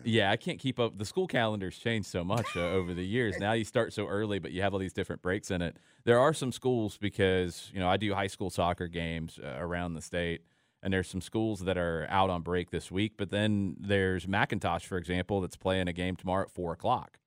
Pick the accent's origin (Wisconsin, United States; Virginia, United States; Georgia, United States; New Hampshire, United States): Georgia, United States; Atlanta; when I was a kid, uh, I grew up in Atlanta